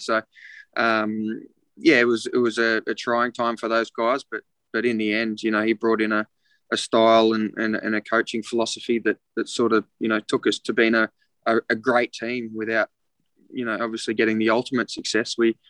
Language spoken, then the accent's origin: English; Mackay, Queensland, Australia; Yeah, he's a Tasmanian, and then moved up when I was born to Mackay in North Queensland.